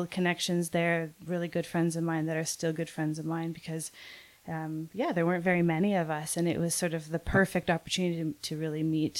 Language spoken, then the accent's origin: English; just north of Toronto, Ontario, Canada; moved away as an adult; also born or lived in New Brunswick / Montreal; So I'm Canadian, and I grew up just north of Toronto, and I did my art schooling in two different chapters. So the first chapter, I was on the east coast of Canada.